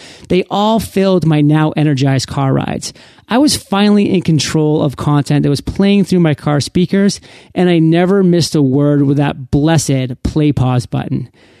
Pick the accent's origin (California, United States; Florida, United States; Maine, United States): Maine, United States; moved away as an adult; This opportunity was way across the country in my home state of Maine, a place that I had left 13 years prior when I left for college.